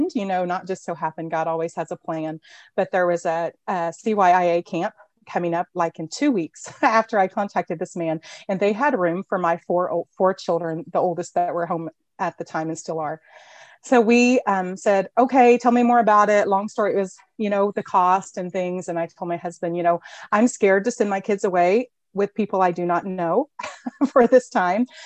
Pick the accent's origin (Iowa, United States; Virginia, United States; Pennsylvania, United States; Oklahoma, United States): Oklahoma, United States; small rural town outside Tulsa; I'm from Oklahoma, a little small town, a little rural town outside of Tulsa area